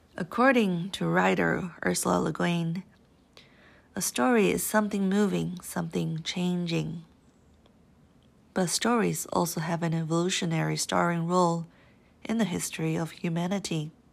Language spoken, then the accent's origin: English; Owens Valley, California, United States; When I was a girl growing up in the Owens Valley